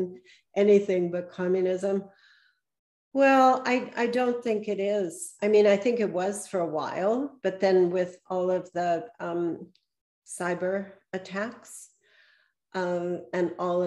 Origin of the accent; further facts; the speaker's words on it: Pittsburgh, Pennsylvania, United States; now in New England, United States; I grew up in Pittsburgh